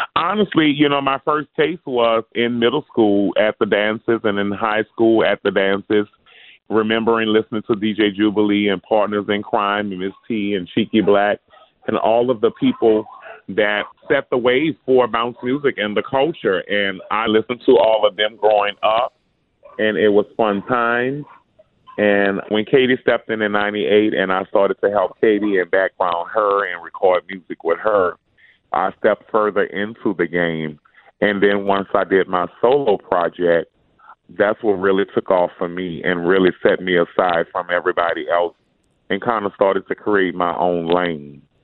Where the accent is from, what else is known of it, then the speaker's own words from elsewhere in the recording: New Orleans, Louisiana, United States; Growing up in New Orleans